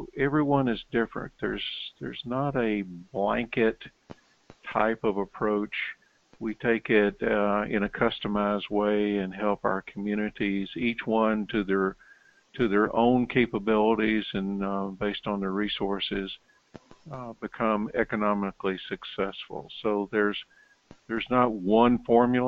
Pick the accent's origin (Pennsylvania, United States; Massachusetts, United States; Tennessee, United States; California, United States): Tennessee, United States; Knoxville; moved away as an adult; also born or lived in Topeka, Kansas / Baton Rouge, Louisiana / Pueblo, Colorado / Corpus Christi, Texas; As you can tell from my accent, I'm originally from Knoxville, Tennessee